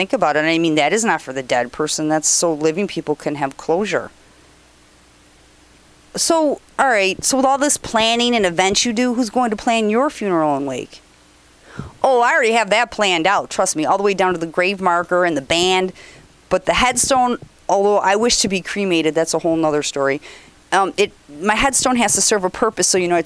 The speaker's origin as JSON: {"language": "English", "region": "New York", "country": "United States", "said": "I'm from New York"}